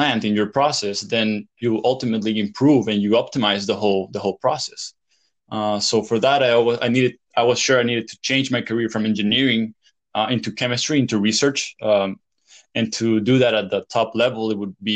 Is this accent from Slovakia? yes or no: no; El Salvador; moved away as an adult; also born or lived in Louisiana, United States / France; I grew up in El Salvador